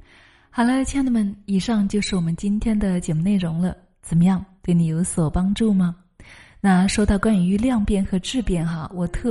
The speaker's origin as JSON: {"language": "Chinese", "region": "Hunan", "country": "China", "accent": "Hunan", "said": "我记得那个时候我是刚刚接触的，我是湖南人，口音特别的重，所以啊，我对自己很没有信心。"}